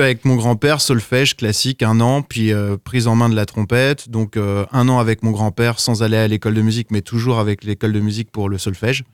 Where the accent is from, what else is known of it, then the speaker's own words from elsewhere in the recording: south of Sarthe, Pays de la Loire, France; also born or lived in Évreux / Brussels; Je suis né à Évreux. J'ai grandi dans le sud de Sarthe parce qu'on a déménagé avec mes parents